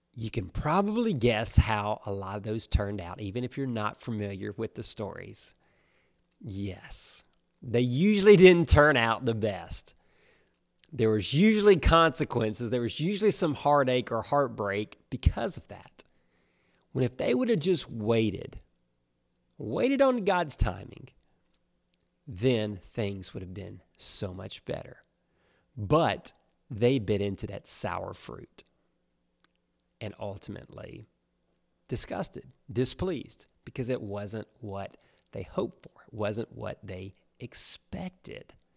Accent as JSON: {"language": "English", "region": "Alabama", "country": "United States", "tie": "born or raised there", "moved": "as an adult", "lives_now": "South Florida, United States", "said": "we grew up in Alabama"}